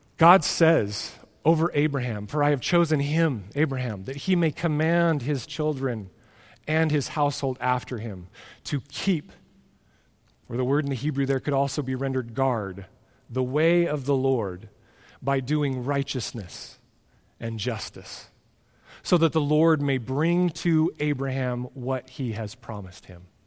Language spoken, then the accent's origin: English; United States; American Christians